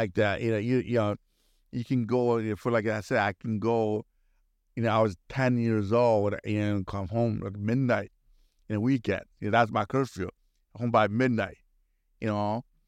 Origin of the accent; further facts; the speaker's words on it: Milwaukee, Wisconsin, United States; I was growing up in Milwaukee area